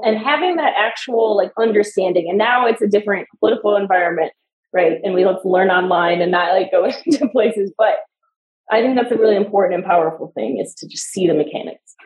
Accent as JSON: {"language": "English", "town": "Chicago", "region": "Illinois", "country": "United States", "tie": "born or raised there", "moved": "yes", "lives_now": "Denver, United States", "said": "I grew up in Chicago too"}